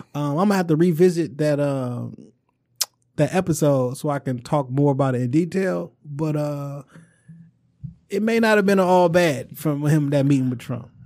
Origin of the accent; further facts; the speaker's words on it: Chicago, Illinois, United States; I'm a nigga from Chicago